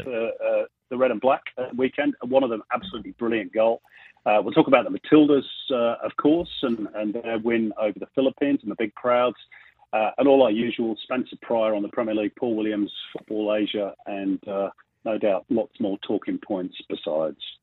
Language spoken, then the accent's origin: English; England, United Kingdom; as an Englishman